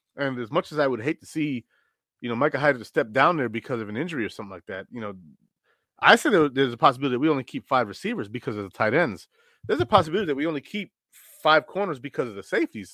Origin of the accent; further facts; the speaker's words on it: Rochester, New York, United States; I'm from Rochester